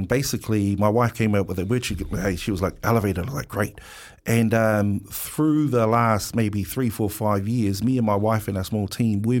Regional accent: Wellington, New Zealand

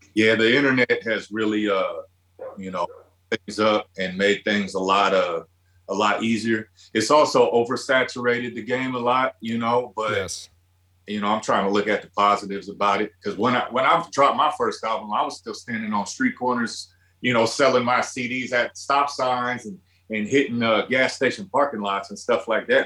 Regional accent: Midwest, United States; growing up in the Midwest

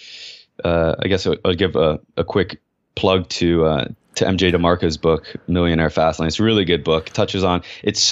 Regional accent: United States; I'm an American

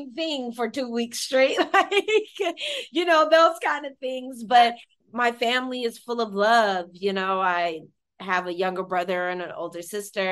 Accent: Stockton, California, United States; That's where I was born and raised

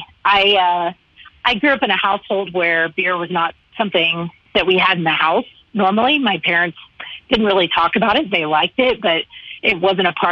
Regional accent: Texas, United States; moved away as an adult; also born or lived in Dallas area, Texas / Austin, Texas; now in Broomfield, Colorado, United States; I currently reside in Broomfield, Colorado, which is right smack in between Denver and Boulder, just to give you a general idea. I've been here for almost 3 years now, but I was born and raised in Texas.

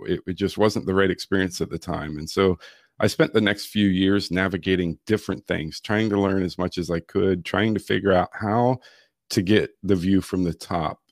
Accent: Virginia Beach, Virginia, United States; now in Florida, United States; I grew up in the Chesapeake, Virginia Beach area of Virginia.

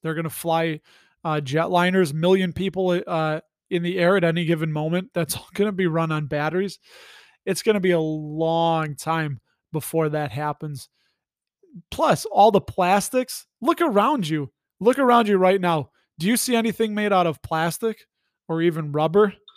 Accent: Illinois, United States; I'm from Illinois, and Illinois is bluest of the blue

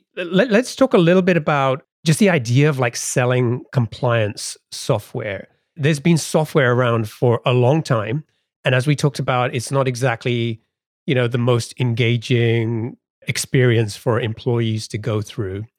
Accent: England, United Kingdom; now in United States; growing up in England

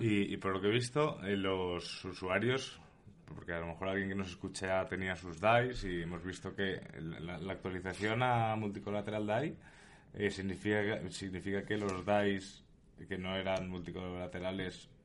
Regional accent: Spain; mi país

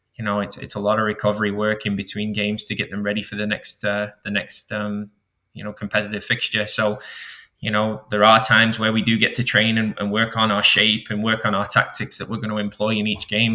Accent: Manchester, North West England, United Kingdom; moved away; I was raised in Manchester

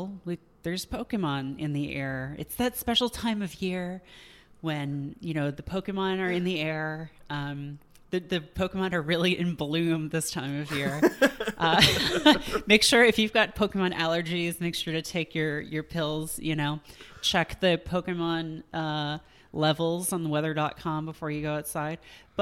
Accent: England, United Kingdom; allowed to do that because I'm English.

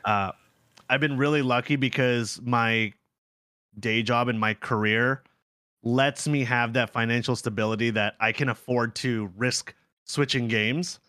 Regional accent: Ontario, Canada; also born or lived in South Korea; We're both from Ontario

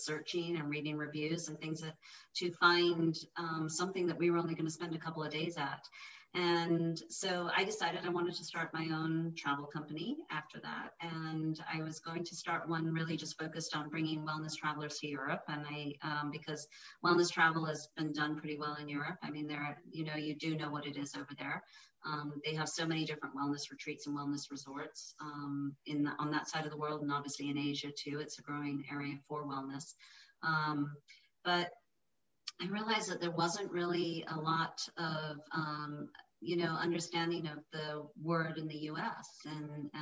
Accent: Ireland; moved away as an adult; now in United States; I'm from Ireland, raised over there

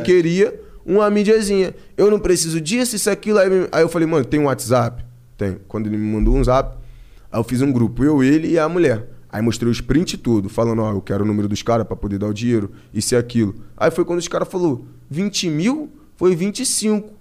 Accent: Rio de Janeiro, Brazil; also born or lived in Piabetá, Magé; Aqui em São Paulo, mano, eu sou cria do Rio.

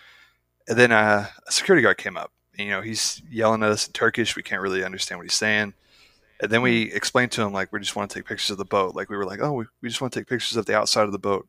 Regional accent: United States; I'm an American

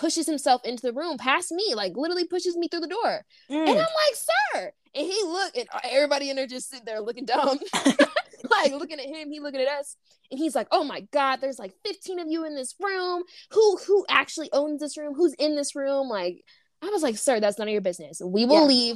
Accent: United States; we were American

